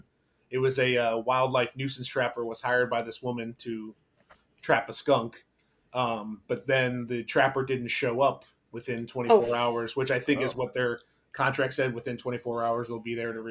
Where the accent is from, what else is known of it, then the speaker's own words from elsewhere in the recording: Connecticut, United States; I grew up in Connecticut